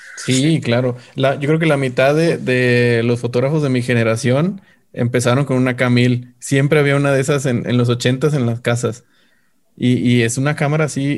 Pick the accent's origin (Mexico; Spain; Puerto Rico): Mexico; northern Mexico; de donde yo soy del, norte de México